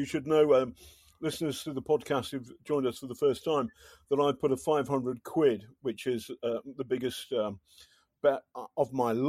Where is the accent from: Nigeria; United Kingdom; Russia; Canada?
United Kingdom; I'm British.